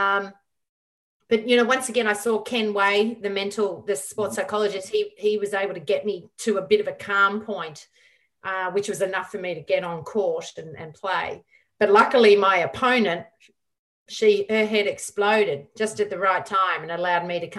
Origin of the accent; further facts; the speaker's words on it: Melbourne, Victoria, Australia; Melbourne's my hometown